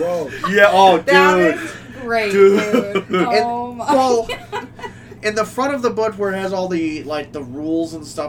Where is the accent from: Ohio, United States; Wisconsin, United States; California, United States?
Ohio, United States; Geauga County; we're from Geauga, but we're students on a science project